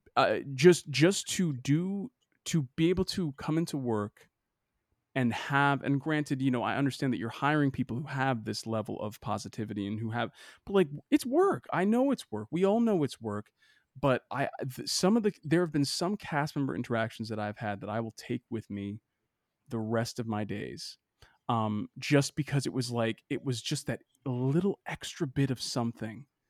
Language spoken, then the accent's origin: English; Boston, Massachusetts, United States; I'm from Boston